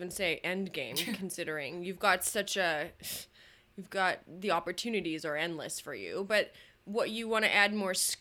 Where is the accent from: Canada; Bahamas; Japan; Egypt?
Canada; also born or lived in Toronto; I'm the Canadian one.